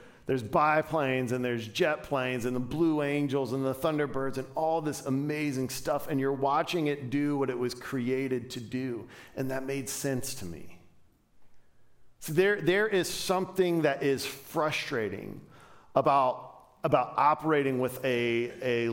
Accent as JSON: {"language": "English", "town": "Dayton", "region": "Ohio", "country": "United States", "tie": "born or raised there", "moved": "yes", "said": "When I was a kid, I grew up in and around Dayton, Ohio."}